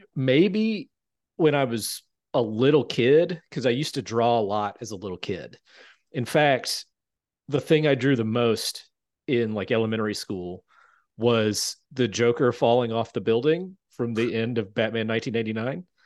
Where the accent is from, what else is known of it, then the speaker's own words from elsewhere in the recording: Shelby, North Carolina, United States; moved away; I grew up in a town called Shelby, North Carolina